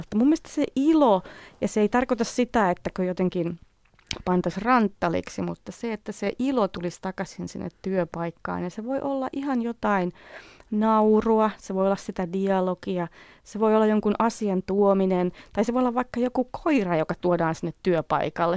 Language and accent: Finnish; Finland; moved away as an adult; also born or lived in California